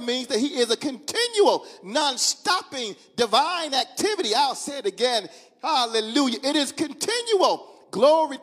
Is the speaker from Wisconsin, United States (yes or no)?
no; Mississippi, United States; I'm from Mississippi. My mom and them from Mississippi